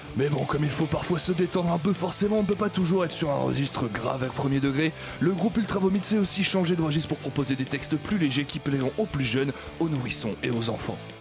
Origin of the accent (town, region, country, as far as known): France